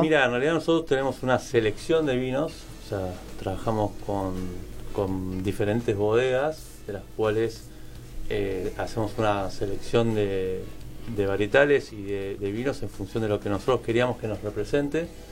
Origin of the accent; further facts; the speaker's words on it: Argentina; como argentinos